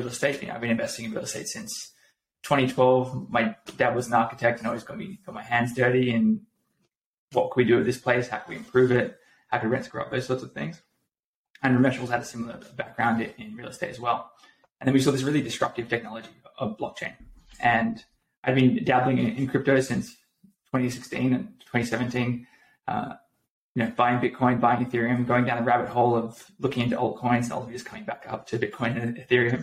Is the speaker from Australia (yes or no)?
yes; Australia; moved away as an adult; also born or lived in San Francisco; now in United States; So I'm Australian.